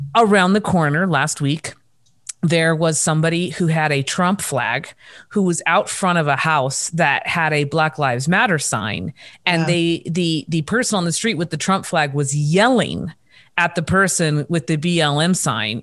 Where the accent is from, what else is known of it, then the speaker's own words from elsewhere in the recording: Orange, California, United States; also born or lived in Los Angeles; now in Reno, United States; in my home state and, and city of Orange County in Orange